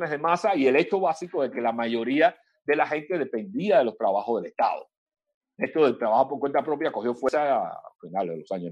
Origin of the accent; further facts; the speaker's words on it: Cuba; Ustedes desde ahí interesados, afortunadamente, desde allá en los asuntos nuestros como cubanos